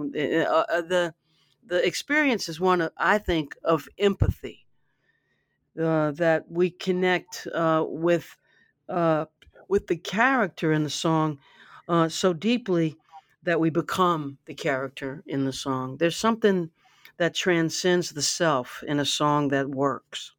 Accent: Baton Rouge, Louisiana, United States; I grew up in Baton Rouge

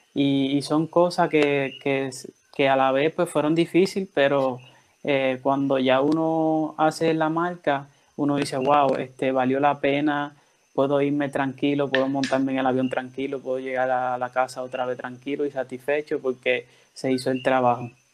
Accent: Dominican Republic; now in Orocovis, Puerto Rico; yo soy de República Dominicana y resido en Orocovi, Puerto Rico

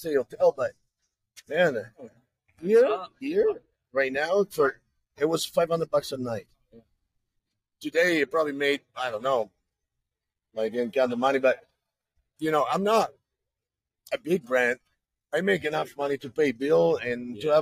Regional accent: Venice, Veneto, Italy; English is a second language; moved away as an adult; now in California, United States; I'm from Venice, Italy.

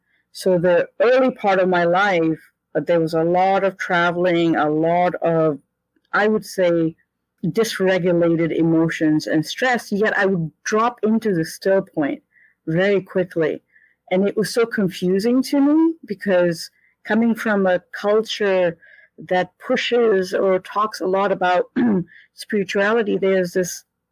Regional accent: India; born there; Well, I was born in India and I had an experience of source very quickly

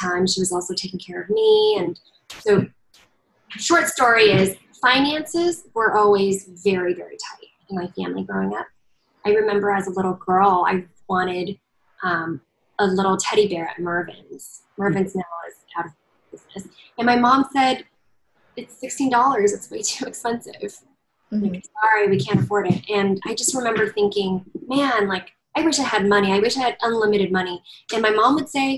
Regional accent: Southern California, United States; also born or lived in Chengdu, China; I grew up in Southern California after moving there when I was 4 and a half.

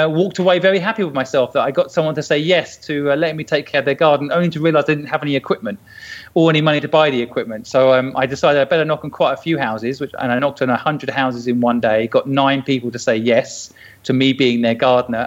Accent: St Neots, East of England, United Kingdom; I grew up in St. Neots in Cambridge

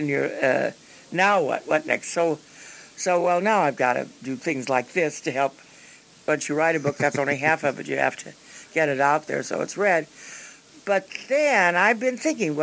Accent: Peoria, Illinois, United States; moved away; I came from Peoria

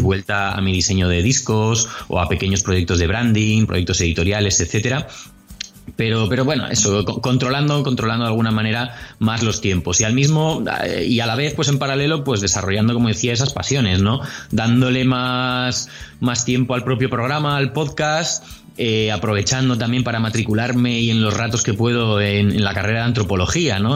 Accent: Bilbao, Basque Country, Spain; also born or lived in Madrid; now in Córdoba, Spain; yo soy de Bilbao, para el que no lo sepa, nacido en Bilbao. Pronto me fui a Madrid

